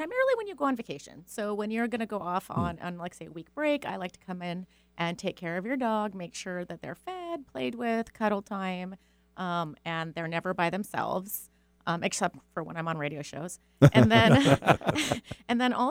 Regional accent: Seattle, Washington, United States; I actually am a Seattle native

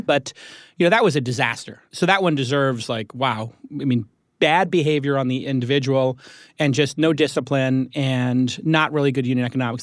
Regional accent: New York, United States; I'm a New Yorker

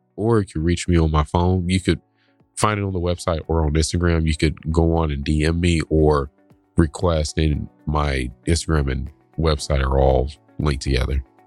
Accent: the South, United States; growing up in the South.

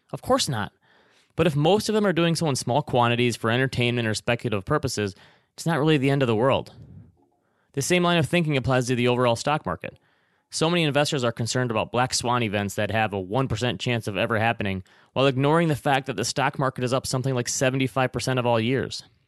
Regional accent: Traverse City, Michigan, United States; moved away; my hometown of Traverse City, Michigan

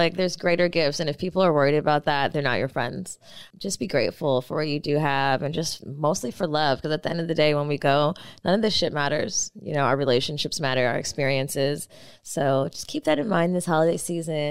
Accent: the Valley, California, United States; growing up in the Valley

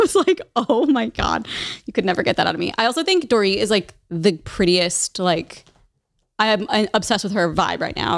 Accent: Midwest, United States; I'm from the Midwest

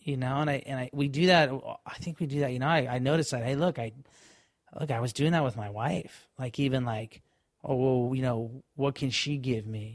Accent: Florida, United States; we're kids from Florida and we're in Hawaii right now

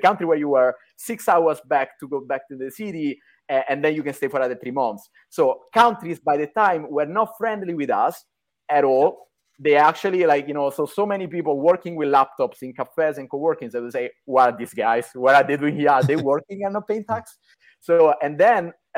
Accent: Rome, Lazio, Italy; moved away as an adult; also born or lived in New York; I'm Italian, born and raised in Rome

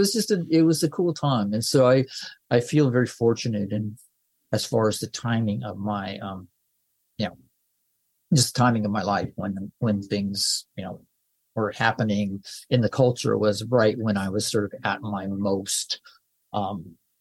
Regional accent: Santa Barbara, California, United States; I grew up in Santa Barbara in Southern California

